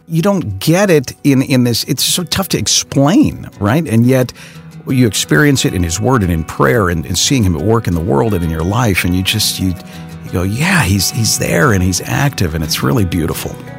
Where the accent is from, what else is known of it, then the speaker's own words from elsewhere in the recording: Chicago, Illinois, United States; my hometown that I know so well